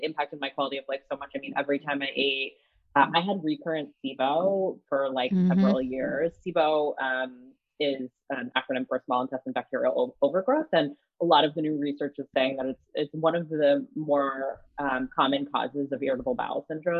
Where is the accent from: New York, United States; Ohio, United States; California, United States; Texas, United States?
New York, United States; Woodstock; now in Brooklyn, United States; I'm actually from Woodstock, New York